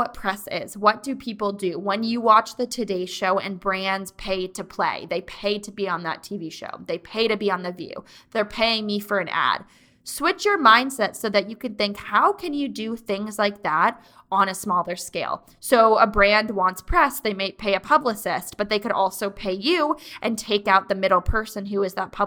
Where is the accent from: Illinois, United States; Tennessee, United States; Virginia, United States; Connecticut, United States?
Connecticut, United States; Mansfield; born or raised there